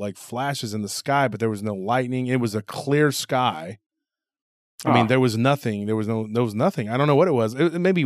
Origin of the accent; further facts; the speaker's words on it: Texas, United States; I'm from Texas